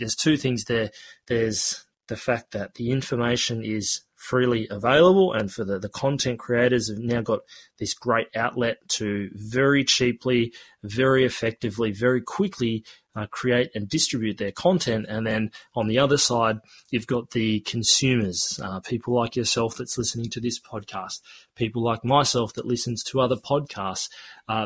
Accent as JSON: {"language": "English", "country": "Australia", "tie": "born or raised there", "accent": "Australian", "said": "I do have an Australian accent, and you may be curious as to why is there this Australian guy trying to teach me how to speak te reo Māori. Well, look, I was born and raised here in Australia"}